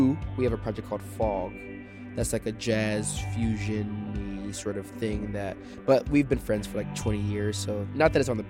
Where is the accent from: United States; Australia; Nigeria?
United States; Naperville, Illinois; I was born in Naperville, Illinois, and I graduated high school from Naperville, but I moved around a lot as a kid because my father was in the military